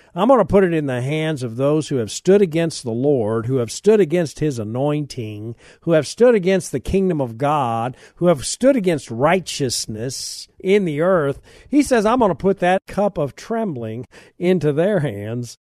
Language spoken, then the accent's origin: English; United States; I'm an American